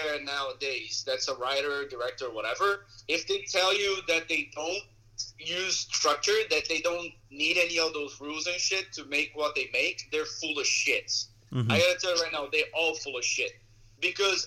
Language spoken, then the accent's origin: English; Brazil; English is a second language; now in United States; I'm from Brazil.